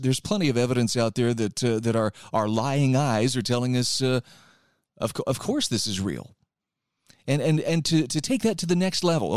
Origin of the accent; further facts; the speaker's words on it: Utah, United States; my home state of Utah